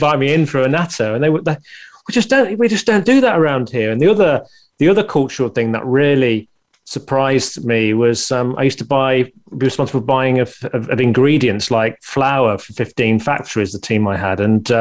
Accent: United Kingdom; being a Brit

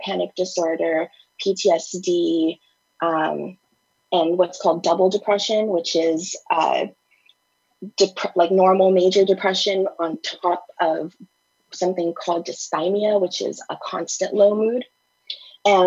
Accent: United States; also born or lived in Thailand; I was kidnapped from my father when I was 5 and brought to the US

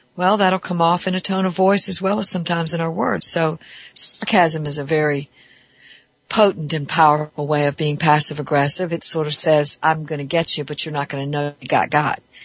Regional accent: the South, United States; I'm from the South

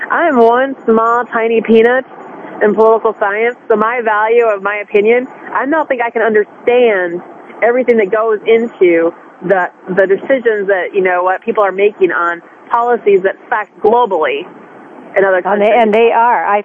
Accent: United States; I'm American first

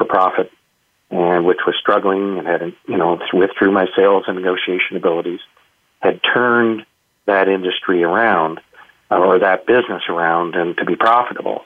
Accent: Canada; being Canadian and in smaller town Canada

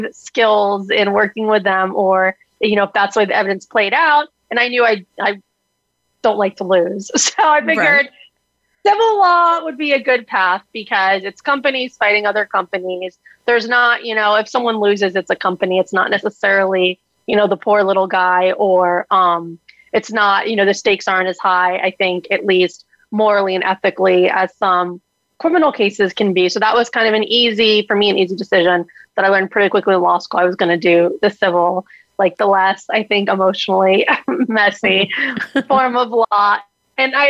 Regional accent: South Florida, United States; I am a Florida girl that you hit on, born and raised in South Florida

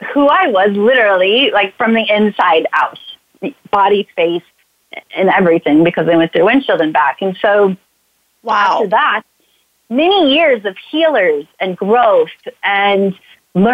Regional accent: St. Louis, Missouri, United States; moved away as an adult; also born or lived in Chicago, Illinois; I'm from St. Louis, Missouri. I moved to Chicago

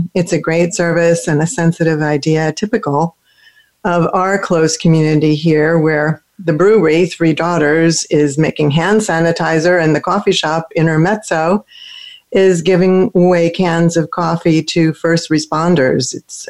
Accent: Florida, United States; moved away; also born or lived in Switzerland; Back here in my home state, I'm broadcasting live from St. Petersburg, Florida

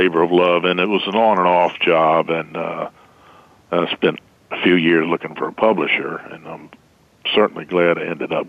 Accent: Hampton, Virginia, United States; also born or lived in Newport News, Virginia / Concord, North Carolina (family); From Hampton, Virginia. My family's from down in Concord, which is Rufus Barringer country. And my father moved up here in 1943 to work for NACA at Hampton, Virginia. I was born up here. And I now live in Newport News, which is its town right adjacent to Hampton.

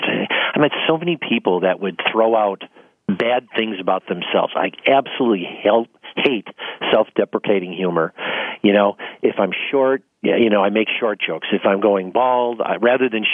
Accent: Bellwood, Illinois, United States; also born or lived in Arizona; I grew up in Bellwood, Illinois, which is a very lower middle class area. It's just outside the city of Chicago

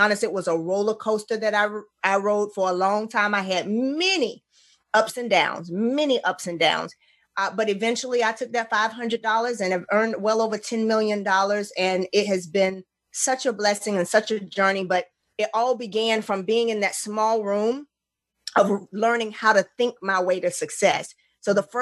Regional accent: Montgomery, Alabama, United States; also born or lived in Union Springs, Alabama / Troy, Alabama; I'm originally from Montgomery, and I spent a lot of times in Union Springs

